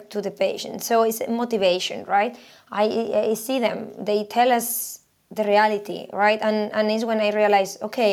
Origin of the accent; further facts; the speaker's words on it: Spain; moved away as an adult; also born or lived in Sweden; I am originally from Spain. I did my PhD in there, and then I moved to Sweden.